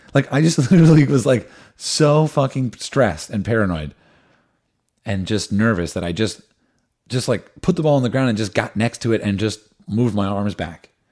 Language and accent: English; New Jersey, United States; I grew up in New Jersey